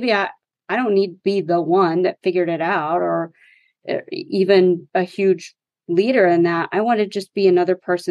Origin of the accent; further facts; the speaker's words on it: West Texas, United States; I grew up in West Texas in the oil and gas economy